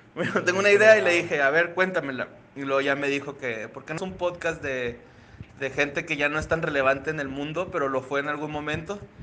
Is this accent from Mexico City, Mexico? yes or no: no; Ciudad Juárez, Chihuahua, Mexico; nací en Ciudad Juárez, Chihuahua